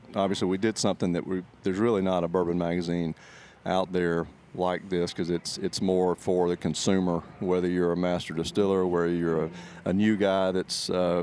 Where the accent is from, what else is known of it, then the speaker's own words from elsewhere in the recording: Alabama, United States; So I'm from South Alabama, and grew up in the hunting world